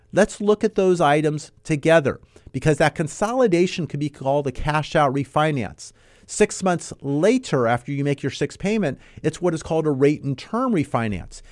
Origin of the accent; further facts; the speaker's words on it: Southern California, United States; I was born and raised here in Southern California